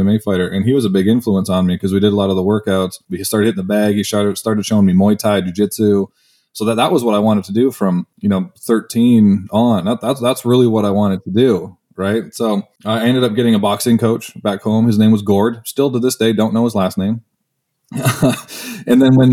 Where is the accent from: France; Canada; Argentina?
Canada; moved away as an adult; I'm Canadian, so I played hockey